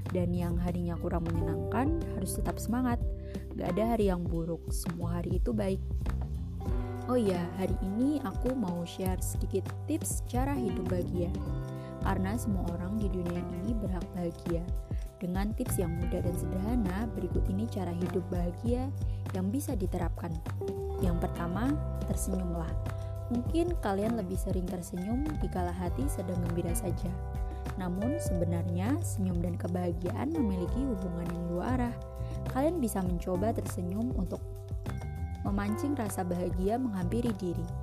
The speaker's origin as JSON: {"language": "Indonesian", "town": "Salatiga", "region": "Central Java", "country": "Indonesia", "said": "Oh iya, perkenalkan … asalku dari Salatiga. Salam kenal dari aku ya."}